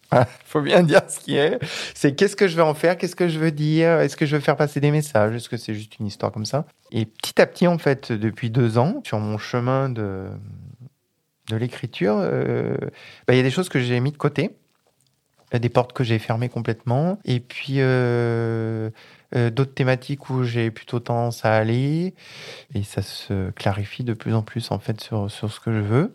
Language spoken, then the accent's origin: French; Grenoble, Auvergne-Rhône-Alpes, France; moved away as an adult; now in Vaucluse, France; Je suis pas originaire d'ici, je suis originaire de Grenoble, euh, entre Grenoble et Lyon, voilà, donc euh, isérois